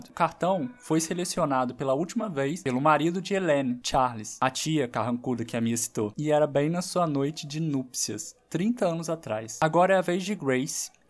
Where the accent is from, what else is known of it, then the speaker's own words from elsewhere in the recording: Brazil; eu sou brasileira